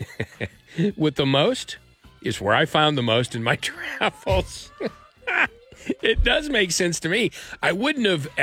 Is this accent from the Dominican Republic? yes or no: no; Oklahoma, United States; we're from Oklahoma